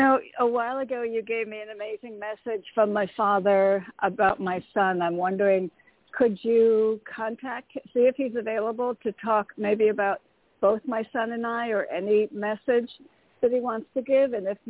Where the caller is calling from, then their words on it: Connecticut, United States; Hi, Toni. … in Connecticut.